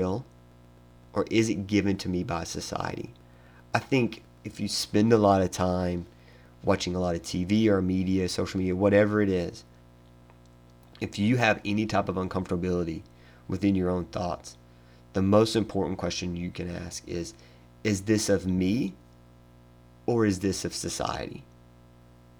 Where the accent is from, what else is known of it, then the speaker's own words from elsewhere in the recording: Tennessee, United States; moved away; I live in Tennessee, or I'm from Tennessee, me and my wife are going back to see family